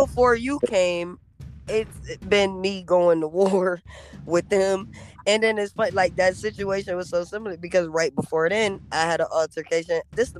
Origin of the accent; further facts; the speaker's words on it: Rochester, New York, United States; I'm from Rochester.